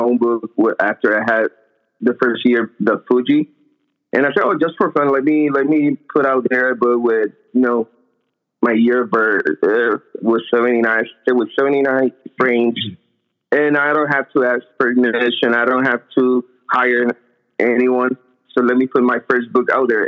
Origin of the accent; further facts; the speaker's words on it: Puerto Rico; moved away as an adult; now in Bay Area, United States; I'm actually from Puerto Rico, but I have been living here 6 years.